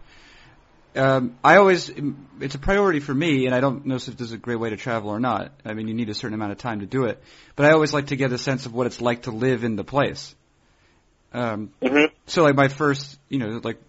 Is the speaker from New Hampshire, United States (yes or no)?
yes; New Hampshire, United States; I'm from originally from New Hampshire, although I usually tell people that I'm from Massachusetts